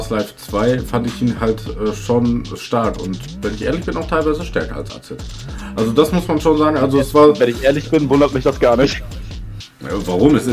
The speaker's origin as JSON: {"language": "German", "town": "Hagen", "region": "North Rhine-Westphalia", "country": "Germany", "tie": "born or raised there", "also_born_or_lived": "Sauerland", "said": "Also ich komme ja gebürtig aus Hagen. Bin dann irgendwann hier ins Sauerland gezogen, so mit 14. Und dann war ich ein Jahr wieder zurück in Hagen."}